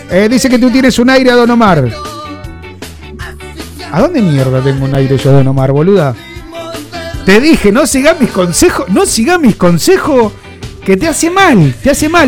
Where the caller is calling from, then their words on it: Mar del Plata, Buenos Aires Province, Argentina; soy de Mar del Plata, Argentina.